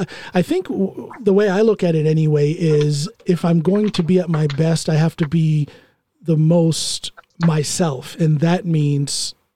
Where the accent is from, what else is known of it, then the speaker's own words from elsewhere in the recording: Finnmark, Norway; accent: Finnmark; not knowing that I speak fluent Norwegian with a Finnmark accent.